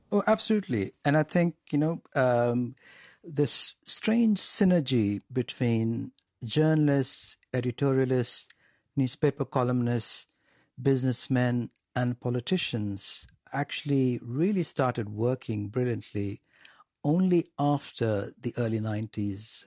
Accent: India; growing up in India

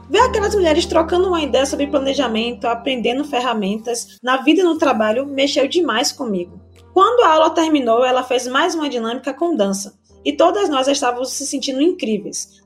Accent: Salvador, Bahia, Brazil; Nascida e criada no Velho da Federação, que é um bairro periférico daqui de Salvador, Bahia

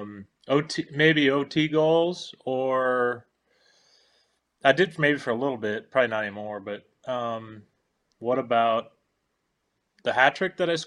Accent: Peterborough, Ontario, Canada; moved away; also born or lived in Ottawa / Nashville; growing up in Peterborough was only a few hours down the road

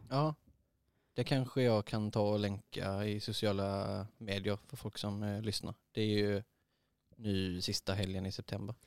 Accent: Eslöv, Skåne, Sweden; jag är uppvuxen i Eslöv

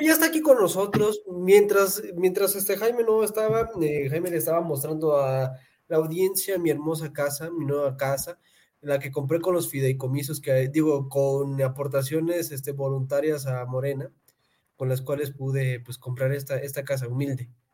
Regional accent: Pátzcuaro, Michoacán, Mexico; moved away; soy de Pátzcuaro, Michoacán

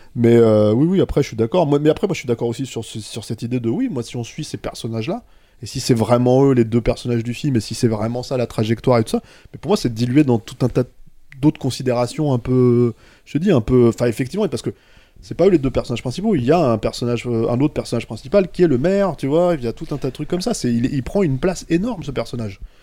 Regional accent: Paris, Île-de-France, France; je suis un parisien pur jus.

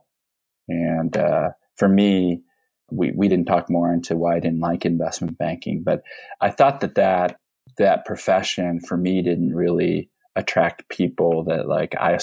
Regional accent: Peoria, Illinois, United States; moved away; I grew up in Peoria, Illinois.

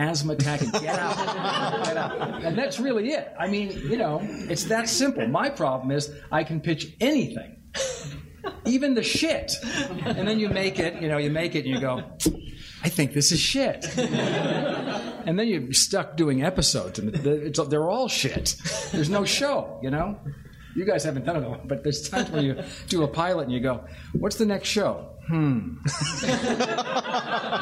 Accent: Massachusetts, United States; moved away; I'm from Massachusetts and I miss the accent

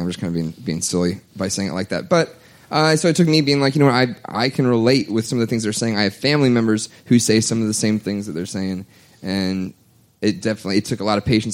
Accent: United States; I'm American.

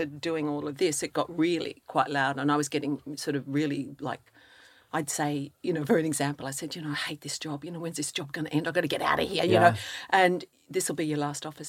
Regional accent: Australia; moved away as an adult; now in Ireland; I'm Irish, half Irish, Australian Irish

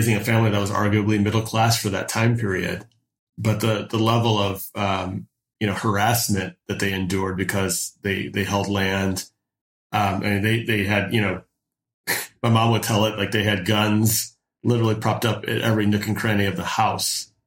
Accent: Detroit, Michigan, United States; also born or lived in Newburgh, New York; I was born in Newburgh, New York, but I spent the majority of my childhood in the Downriver Detroit metropolitan area.

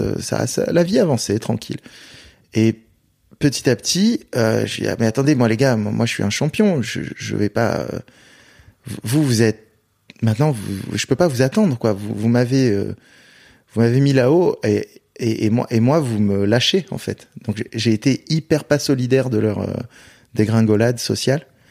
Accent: Marseille, Provence-Alpes-Côte d'Azur, France; je viens de Marseille

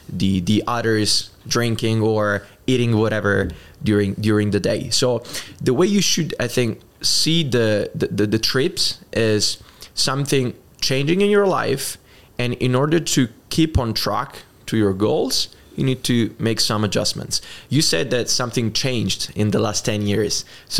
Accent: Italy; English is a second language; I'm Italian. And it's easy to pronounce Johnson for someone that is speaking English, at least. And in Italy, we don't usually speak a lot of English

